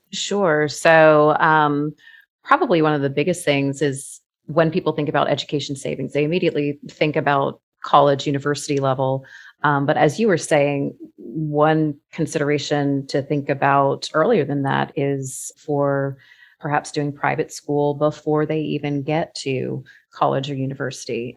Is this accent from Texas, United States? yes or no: no; Florida, United States; I was that kid growing up in Florida